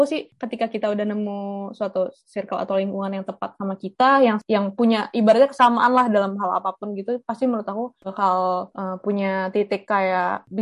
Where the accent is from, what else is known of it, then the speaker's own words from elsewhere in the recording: Indonesia; walaupun aku bukan orang Belanda kayak aku orang Indonesia sendiri